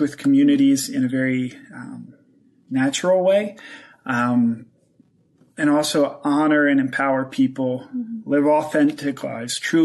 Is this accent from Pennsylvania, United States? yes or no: yes; Pennsylvania, United States; moved away as an adult; also born or lived in Central Asia; I'm originally from Pennsylvania